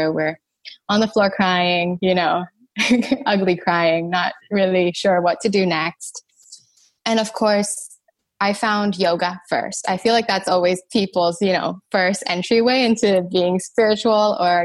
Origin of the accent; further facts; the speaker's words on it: Thailand; I'm Thai, and I grew up in Thailand.